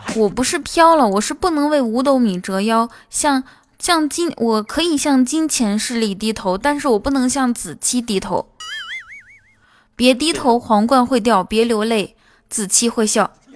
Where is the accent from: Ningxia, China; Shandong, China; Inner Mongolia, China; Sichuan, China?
Inner Mongolia, China; 我内蒙古人